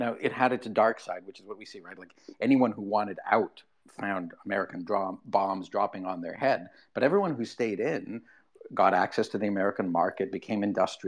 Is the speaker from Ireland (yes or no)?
no; Canada; I'm a Canadian. I live in Canada